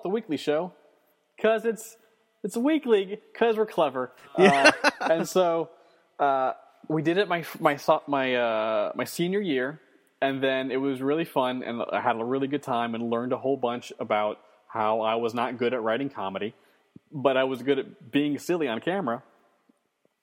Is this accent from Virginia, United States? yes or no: yes; Northern Virginia, United States; now in New York City, United States; I'm from Northern Virginia, which is a northern outpost in a southern state